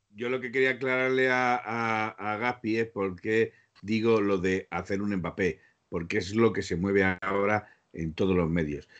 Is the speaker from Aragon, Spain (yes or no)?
yes; Aragon, Spain